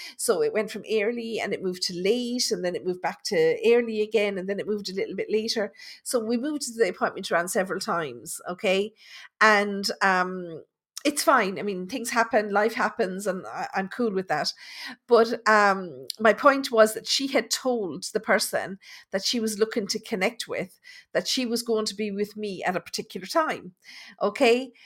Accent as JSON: {"language": "English", "area": "Tipperary", "region": "Munster", "country": "Ireland", "said": "I'm from Tipperary"}